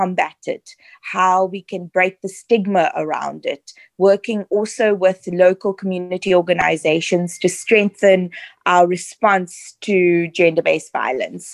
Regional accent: Cape Town, Western Cape, South Africa; also born or lived in Southern Suburbs, Cape Town; I grew up in the Western Cape in Mitchell's Plain. We then moved to the southern suburbs a bit later on in life.

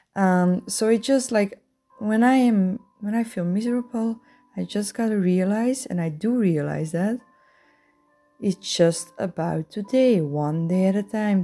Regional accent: Belgium; I'm a sexaholic from Belgium.

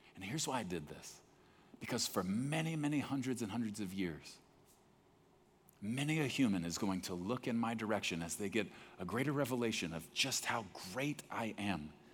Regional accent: Texas, United States; I grew up in Texas

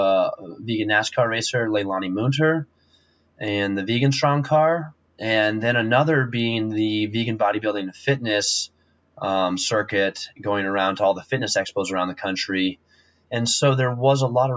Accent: Wyoming, United States; I'm from Wyoming, I grew up a rancher

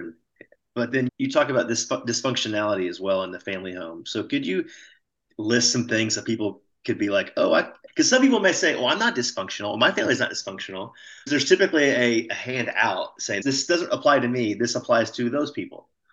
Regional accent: Texas, United States; I grew up Southern Baptist, state of Texas

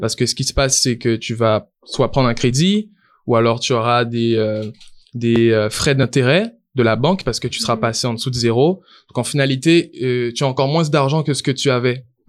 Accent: Guadeloupe; moved away as an adult; now in Canada; Je suis originaire de la Guadeloupe

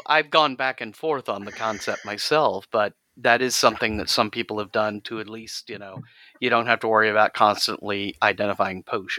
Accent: Mississippi, United States; I'm from Mississippi

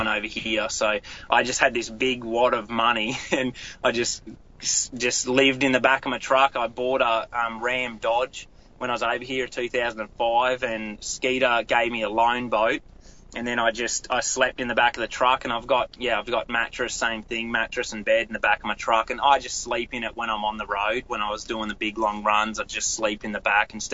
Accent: Australia; moved away as an adult; now in United States; managed a tackle store in my hometown

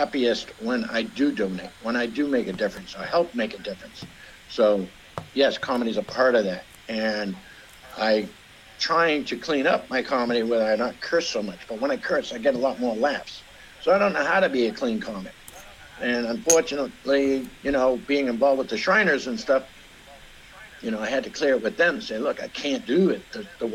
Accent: Boston, Massachusetts, United States; moved away as an adult; also born or lived in Charlestown, Massachusetts; now in New Washington, Indiana, United States; I was raised in Boston. I was raised in the streets.

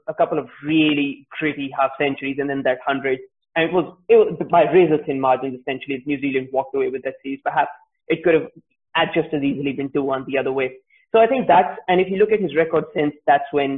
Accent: Lahore, Punjab, Pakistan; I'm being from Lahore

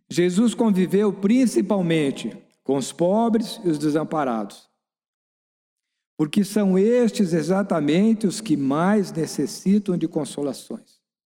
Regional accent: Brazil; nós que somos brasileiros

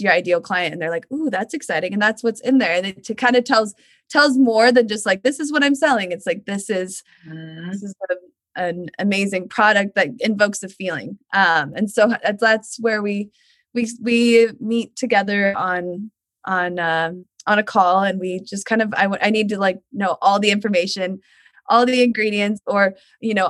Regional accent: Portland, Oregon, United States; now in Northern California, United States; I grew up in Portland, Oregon

